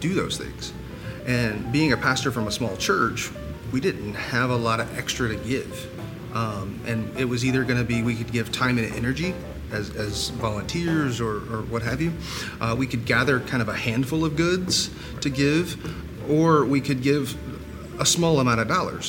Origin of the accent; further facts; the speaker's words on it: Columbia, South Carolina, United States; I'm from Columbia